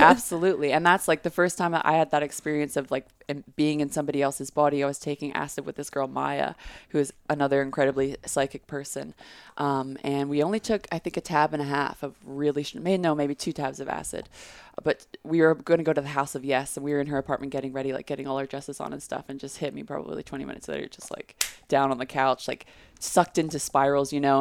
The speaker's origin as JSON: {"language": "English", "region": "Texas", "country": "United States", "tie": "born or raised there", "said": "I grew up in Texas"}